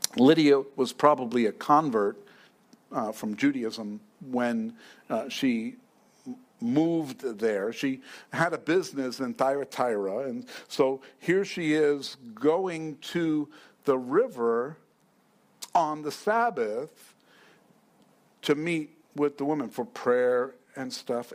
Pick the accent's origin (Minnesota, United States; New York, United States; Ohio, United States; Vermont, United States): New York, United States; now in Fountain Hills, United States; I'm from New York